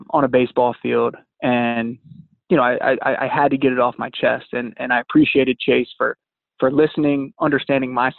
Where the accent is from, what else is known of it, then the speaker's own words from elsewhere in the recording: Southeast Virginia, United States; growing up in Southeast Virginia